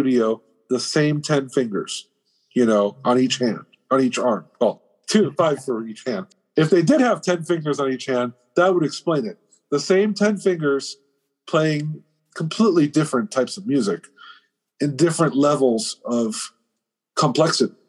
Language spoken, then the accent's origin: English; Miami, Florida, United States; I'm Cuban. I'm from Miami, Florida.